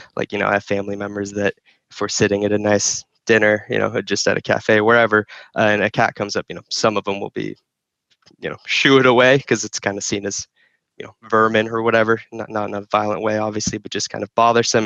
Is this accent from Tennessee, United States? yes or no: no; Phoenix, Arizona, United States; also born or lived in Izmir, Turkey / New Jersey; moved to New Jersey and then Phoenix when I was like five or six.